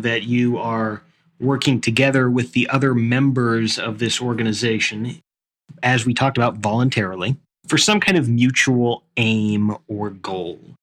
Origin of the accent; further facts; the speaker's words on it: United States; I'm still an American